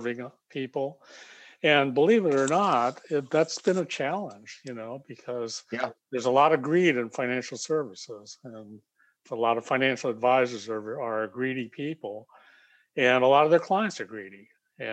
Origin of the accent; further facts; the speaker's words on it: United States; So I'm Japanese American, but I was born in America.